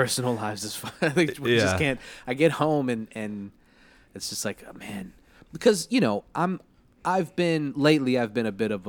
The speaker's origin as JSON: {"language": "English", "town": "Liverpool", "region": "North West England", "country": "United Kingdom", "said": "I'm from Liverpool."}